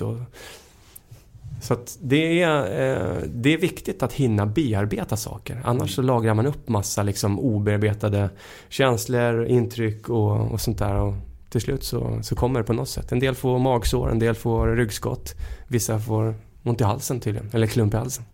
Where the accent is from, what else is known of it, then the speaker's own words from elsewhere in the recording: Hemmesta, Stockholm County, Sweden; moved away as an adult; also born or lived in Hammarby; Jag växte upp då ute i Hemmestad